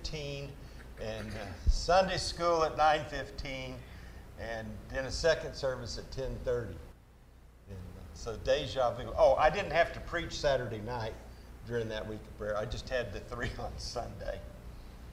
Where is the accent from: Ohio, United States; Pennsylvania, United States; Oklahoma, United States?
Oklahoma, United States; Oklahoma City; also born or lived in Enid, Oklahoma / El Reno, Oklahoma / Bristow, Oklahoma / Lafayette, Louisiana; I grew up in Oklahoma City